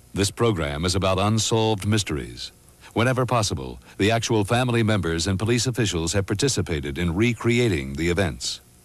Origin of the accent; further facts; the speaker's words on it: Bakersfield, California, United States; we're from Bakersfield, California